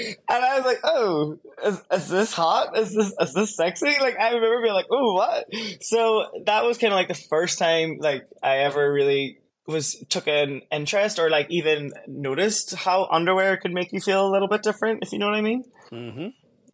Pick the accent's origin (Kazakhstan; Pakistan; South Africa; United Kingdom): United Kingdom; Derry, Northern Ireland; moved away as an adult; now in Seoul, South Korea; I'm Irish and I'm actually from a city called Derry in the north.